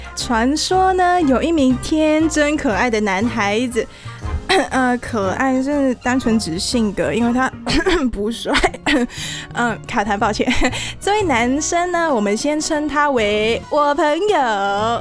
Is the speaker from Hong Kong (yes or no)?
yes; Hong Kong; 作为香港人